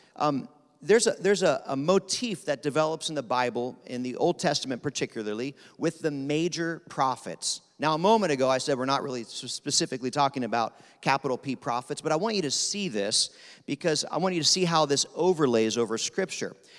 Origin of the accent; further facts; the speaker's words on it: Pennsylvania, United States; I'm from Pennsylvania